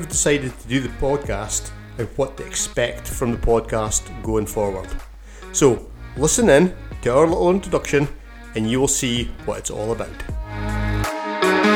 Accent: Keith, Scotland, United Kingdom; Born and brought up in Keith, a farming town in Bamshire

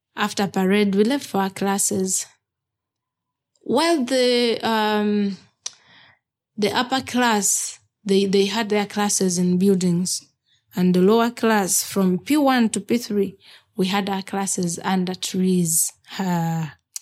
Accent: Kibuku District, Eastern Region, Uganda; I was born in Kibuku District, in the eastern part of Uganda

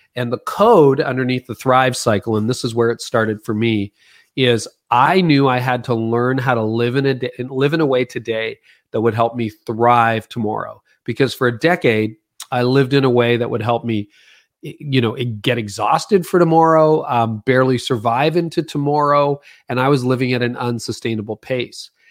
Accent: Canada; I'm Canadian, most of my work's in America

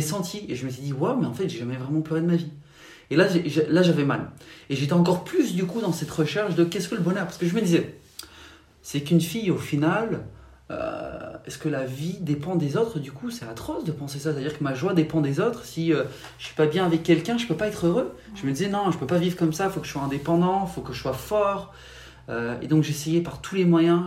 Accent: Paris region, Île-de-France, France; moved away; J'ai grandi en France, en région parisienne, au tout début.

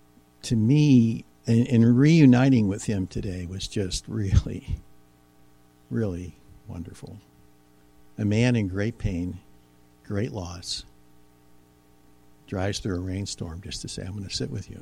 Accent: Ohio, United States; moved away; 5 hours to my hometown in Ohio

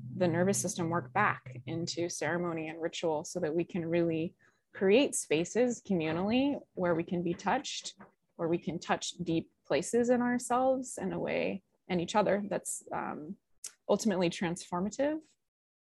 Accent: Colorado, United States; now in Hawaii, United States; I'm from Colorado originally.

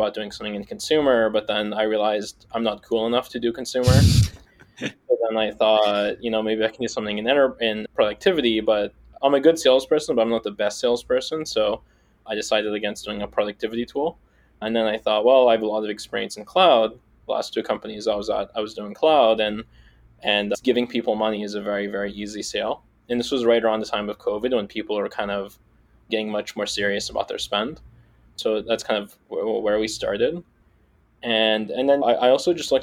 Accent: Seattle, Washington, United States; I grew up in Seattle

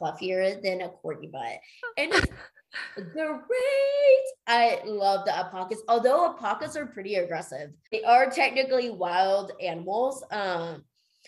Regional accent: Northern Virginia, United States; moved away as an adult; also born or lived in Denver; I headed back to the East Coast where I'm originally from. I'm originally from Northern Virginia

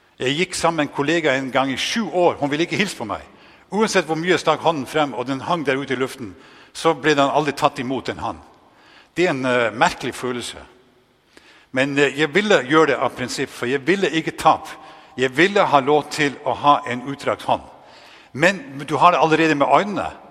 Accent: Northern Norway, Norway; accent: Northern Norwegian; moved away; also born or lived in Denmark; nesten helt ekstremt dialekt nordnorsk, fordi det er det eneste jeg har med meg

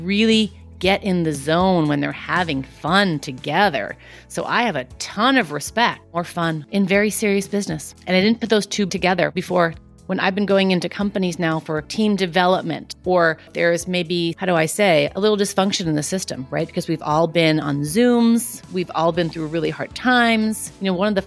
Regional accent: New York City, New York, United States; I grew up in Queens

